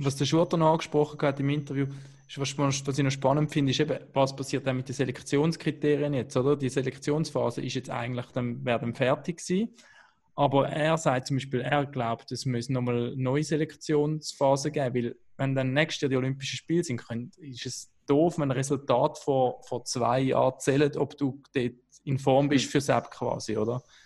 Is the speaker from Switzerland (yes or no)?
yes; Switzerland; als Schweizer